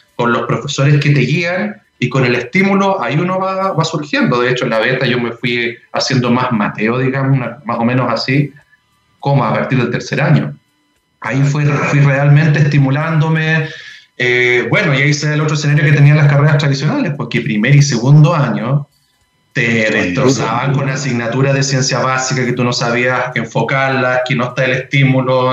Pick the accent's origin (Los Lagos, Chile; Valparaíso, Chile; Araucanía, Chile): Los Lagos, Chile; Puerto Montt; moved away as an adult; also born or lived in Valdivia; now in Santiago, Chile; yo soy de región y yo soy de Puerto Montt